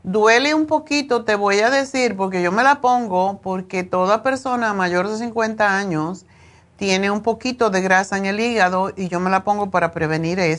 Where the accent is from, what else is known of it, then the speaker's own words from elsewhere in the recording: Mexico; Yo soy mexicana.